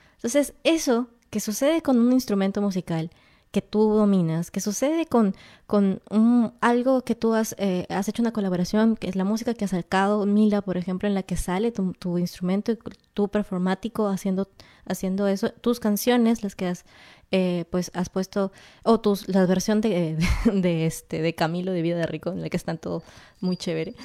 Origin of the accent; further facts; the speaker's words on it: Peru; eres de mi tierra